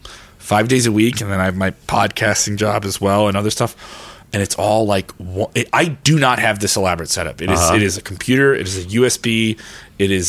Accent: Chicago, Illinois, United States; being a Southside Chicago kid and then coming up to the Northside

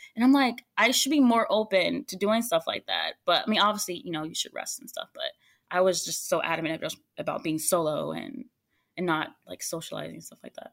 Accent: United States; I'm American

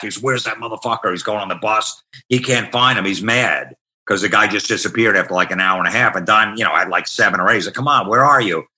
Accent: Old Bridge, New Jersey, United States; I grew up in Old Bridge, New Jersey

